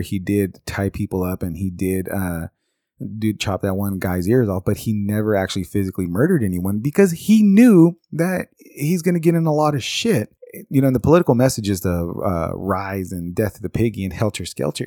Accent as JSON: {"language": "English", "town": "Bakersfield", "region": "California", "country": "United States", "tie": "born or raised there", "said": "my home state, or my home city in California, Bakersfield"}